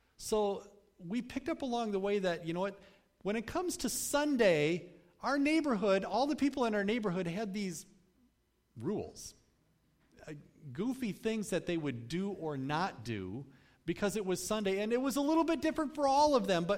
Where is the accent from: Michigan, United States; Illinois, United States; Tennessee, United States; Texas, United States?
Michigan, United States; Cutlerville; I grew up in the Cutlerville area, not too far from here, but my family moved there when I was at a pretty young age